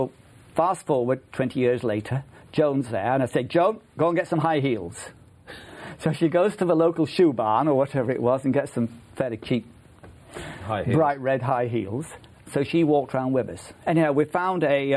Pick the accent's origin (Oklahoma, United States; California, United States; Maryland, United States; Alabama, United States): Maryland, United States; I'm a farmer from Maryland